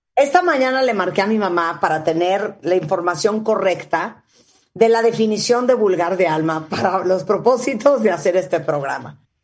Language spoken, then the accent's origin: Spanish; Nicaragua; en Nicaragua, donde yo nací